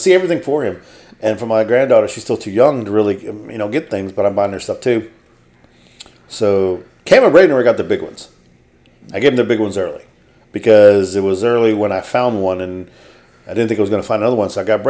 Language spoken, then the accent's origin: English; Argentina; I am not from America. I hail from Argentina.